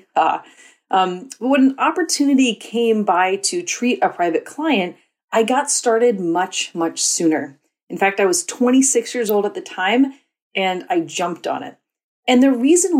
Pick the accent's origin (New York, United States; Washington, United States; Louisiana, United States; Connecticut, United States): Louisiana, United States; New Orleans; I'm from New Orleans